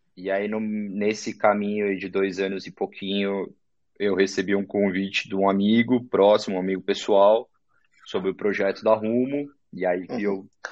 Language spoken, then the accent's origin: Portuguese; São Paulo, Brazil; also born or lived in São José do Rio Preto; eu nasci, sou da zona norte de São Paulo, nasci lá no uhum. pé da Serra da Cantareira, perto do Horto Florestal. Fiquei uhum. lá, estudei desde moleque